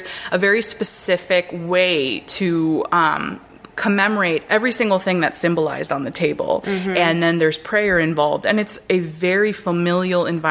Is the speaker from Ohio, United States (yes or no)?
no; North Miami, Florida, United States; I grew up in North Miami, where there's a large Jewish population